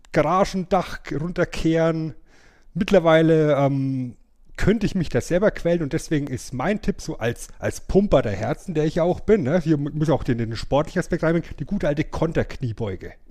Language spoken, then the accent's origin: German; Bavaria, Germany; Geht leider nicht, weil wir in Franken, ja, wo ich herkomme, zum Lachen tendenziell in einen Keller gehen.